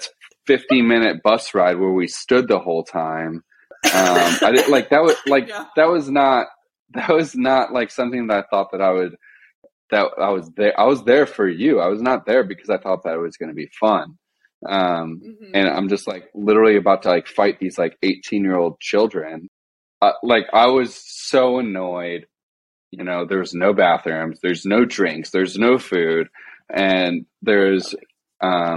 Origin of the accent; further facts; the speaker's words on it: Illinois, United States; So I'm from Illinois. I'm not from Florida.